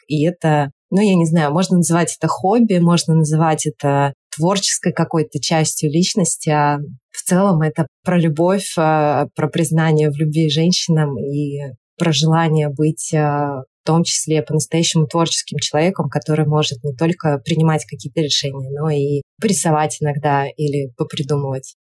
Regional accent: Saint Petersburg, Russia; moved away as an adult; now in Thailand; я петербурженка в эмиграции, живу сейчас в Таиланде

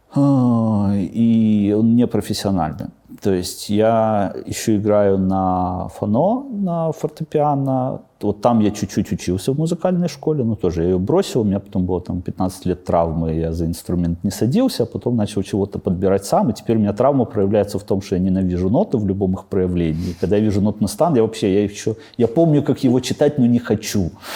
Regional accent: Babruysk, Mogilev Region, Belarus; moved away as an adult; also born or lived in Astravyets / Mikhalishki / Minsk; Бобруйске прошло мое детство. На самом деле я вообще родился в Островце

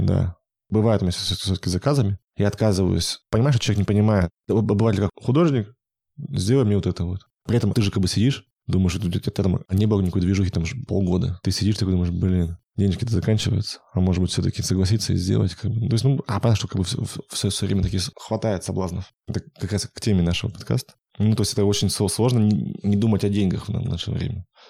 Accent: Yekaterinburg, Sverdlovsk Oblast, Russia; я был единственный из Екатеринбурга там

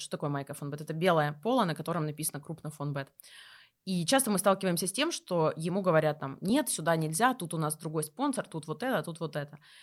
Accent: Kursk, Kursk Oblast, Russia; Я из Курска

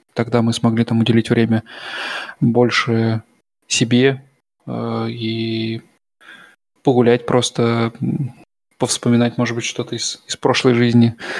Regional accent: Russia; now in Germany

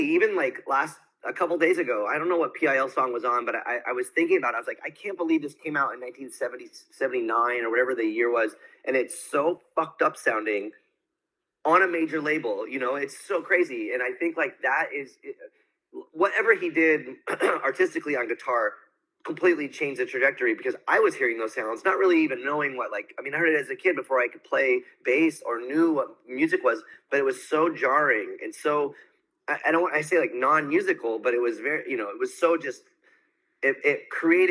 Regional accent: San Diego, California, United States; growing up in San Diego, it wasn't really set up for the youth

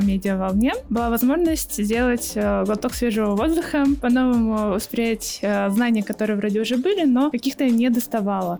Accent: Yoshkar-Ola, Mari El, Russia; я из города Ешкарала, Республика Мариэл

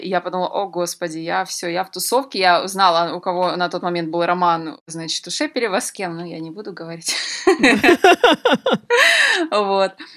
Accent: Donetsk, Donetsk Oblast, Ukraine; moved away as an adult; also born or lived in Kyiv, Ukraine; я из Донецка, мы больше все-таки русскоязычные

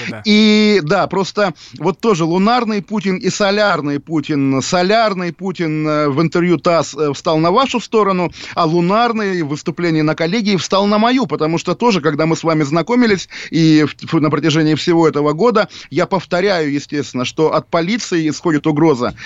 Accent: Russia; я русский, я русский человек

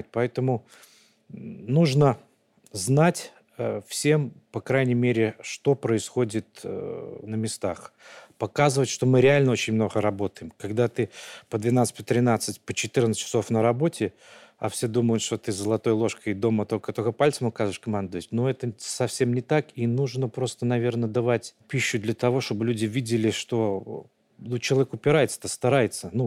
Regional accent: Vitebsk Region, Belarus; Витебский район, да.

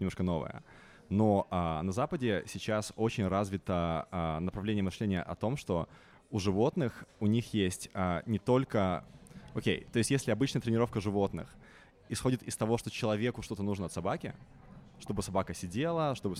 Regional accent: Minsk, Belarus; moved away as an adult; now in London, United Kingdom; я белорус, а, я родился, вырос, а, вырос в Минске, но уже 9 лет я тут не проживаю

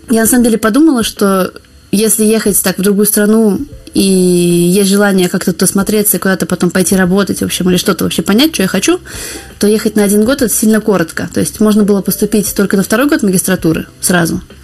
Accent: Saint Petersburg, Russia; moved away as an adult; now in Paris, France; я вообще родилась и выросла в Питере.

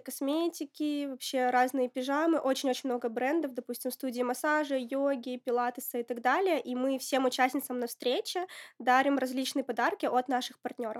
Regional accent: Apatity, Murmansk Oblast, Russia; moved away as an adult; now in Moscow, Russia; Я родилась в Апатитах, это Мурманская область.

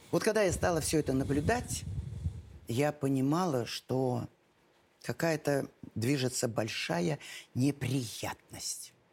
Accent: Astrakhan Oblast, Russia; moved away as an adult; also born or lived in Volga region; now in Moscow, Russia; Нет, я из, из Астраханской области. Астраханской да.

